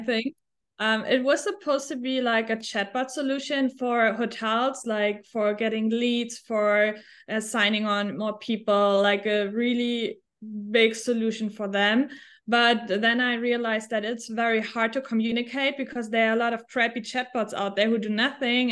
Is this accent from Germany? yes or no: yes; Germany; English is a second language; moved away as an adult; also born or lived in Switzerland / New Zealand / Australia / United States; I am originally from Germany